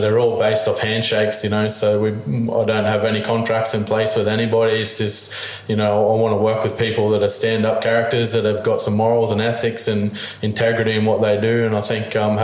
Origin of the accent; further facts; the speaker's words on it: Gold Coast, Queensland, Australia; I grew up on the Gold Coast inland.